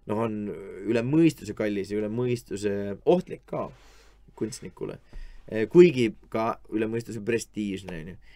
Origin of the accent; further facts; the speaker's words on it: Estonia; et vabandust, et ma ei tea, kuidas need asjad käivad, ma olen lihtsalt Eestist, on ju.